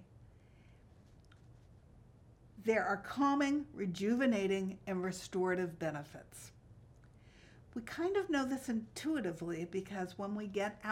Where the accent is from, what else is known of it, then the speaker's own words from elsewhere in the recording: Yardley, Pennsylvania, United States; I grew up in Yardley, Pennsylvania, and I was lucky because I lived next door to a field